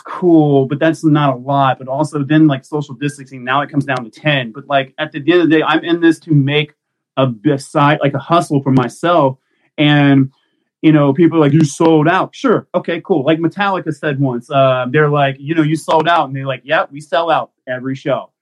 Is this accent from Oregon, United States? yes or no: no; Mississippi, United States; also born or lived in Texas; now in Maryland, United States; I grew up in Mississippi